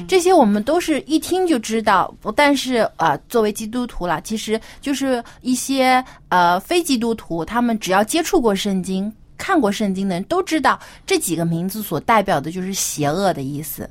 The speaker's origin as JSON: {"language": "Chinese", "country": "China", "said": "我们中国人"}